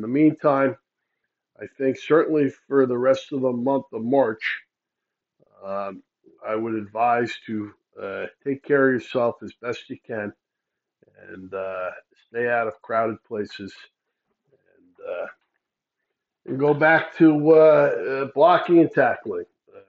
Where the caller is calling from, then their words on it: New York, United States; I am calling you from New York.